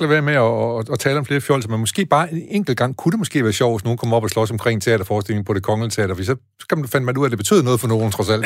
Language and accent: Danish; Aarhus, Central Denmark Region, Denmark; jeg kommer jo fra Aarhus